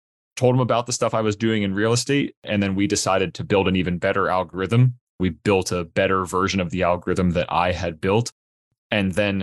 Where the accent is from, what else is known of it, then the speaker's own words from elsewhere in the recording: Pittsburgh, Pennsylvania, United States; born and raised in Pittsburgh, Pennsylvania